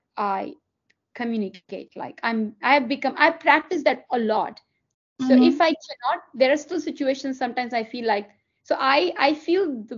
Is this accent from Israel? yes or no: no; Delhi, India; English is a second language; moved away as an adult; now in United States; I grew up in Delhi. I was born and brought up in Delhi.